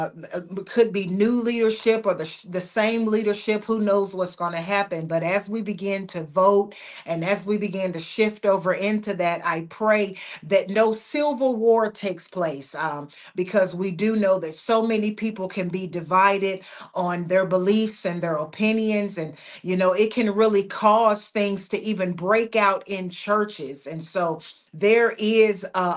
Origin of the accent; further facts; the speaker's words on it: United States; I am an American citizen. And so I will always have a passion for my nation